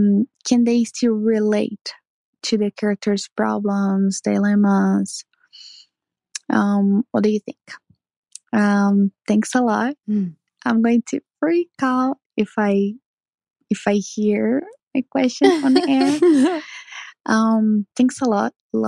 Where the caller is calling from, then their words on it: Brazil; Hi, everyone. Hi, Rachel. Hi, Melinda. … I am talking from Brazil.